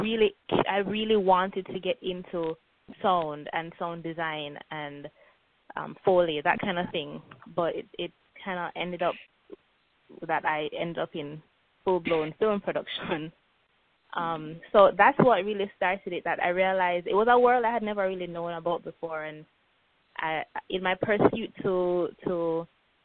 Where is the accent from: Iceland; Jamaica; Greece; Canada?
Jamaica; Kingston; also born or lived in Manchester, Jamaica / Beijing, China; I was born and raised in Jamaica. I was born in Kingston, which is the capital. But when I was about 4, I moved to Manchester and lived with my grandparents and my aunt there for a while. And then I'd moved back to Kingston. So I spent most of my life in Kingston